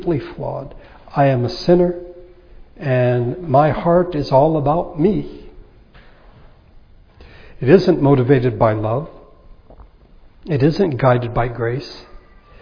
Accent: United States; I am an American

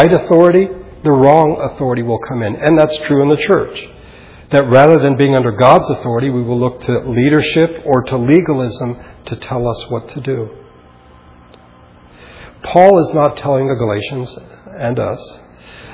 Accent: United States; as American Christians

